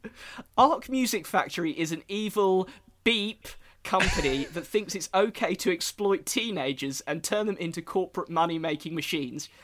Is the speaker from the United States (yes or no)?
no; England, United Kingdom; accent: English; my English accent.